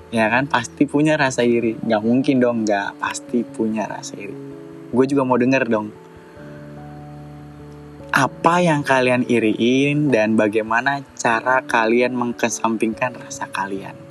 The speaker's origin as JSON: {"language": "Indonesian", "town": "Bekasi", "region": "West Java", "country": "Indonesia", "tie": "born there", "said": "gue lahir di Bekasi 27 April 1993."}